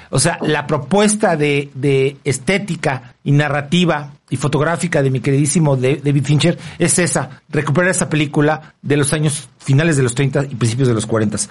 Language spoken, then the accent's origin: Spanish; Mexico; como somos mexicanos y vivimos en este país